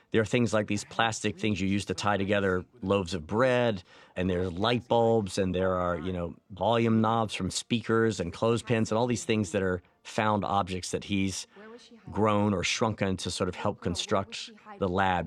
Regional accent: the South, United States; I'm from the South

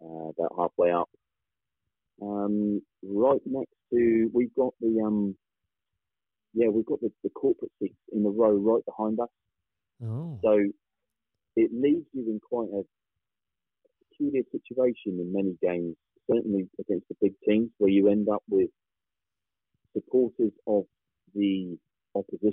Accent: Southampton, South East England, United Kingdom; I grew up in the Western Wolston area. Still live in Southampton now. So, never moved away

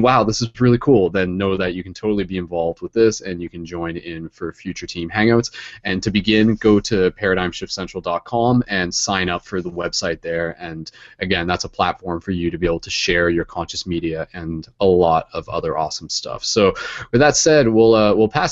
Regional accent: London, Ontario, Canada; I'm from London, Ontario, Canada.

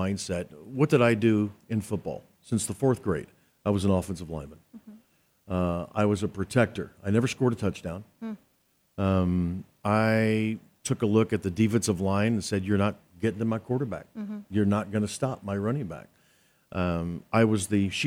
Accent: Oklahoma, United States; I'm from Oklahoma

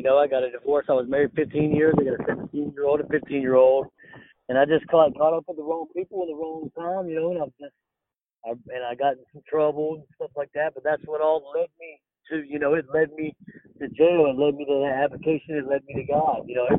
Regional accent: Los Angeles, California, United States; born there; So I was born in Los Angeles, California. I was actually born in an earthquake in Los Angeles, California.

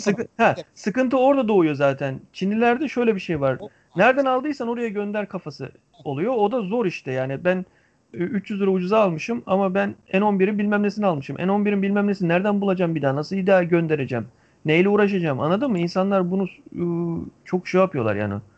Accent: Antalya, Turkey; bir Antalyalı olarak

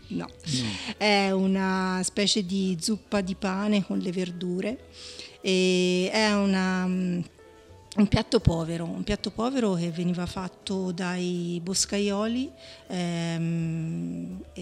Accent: Montecucco, Tuscany, Italy; io sono cresciuta a Montecucco col fiasco impagliato in tavola è Montecucco

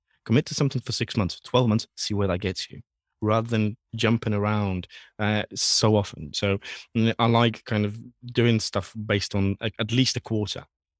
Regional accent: Poland; English is a second language; And especially I was born and raised in Poland

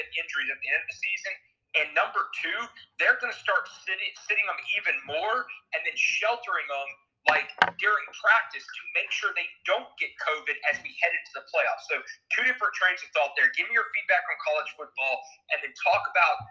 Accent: Louisiana, United States; I'm from Louisiana

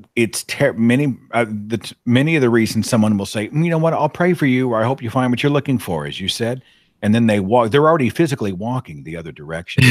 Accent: the Bible Belt, United States; I happen to be born into a Christian home in the middle of the Bible Belt U S

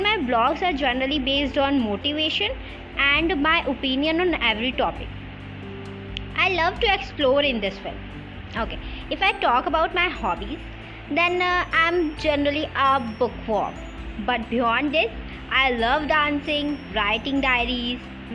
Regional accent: Lucknow, Uttar Pradesh, India; I am from Lucknow.

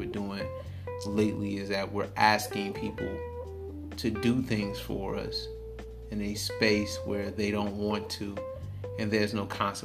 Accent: Detroit, Michigan, United States; I stay in Detroit. I'm from Detroit

